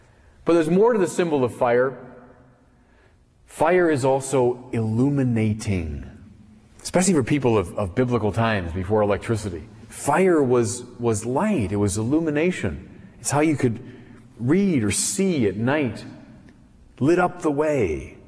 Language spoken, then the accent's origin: English; Chicago, Illinois, United States; I'm a Chicagoan.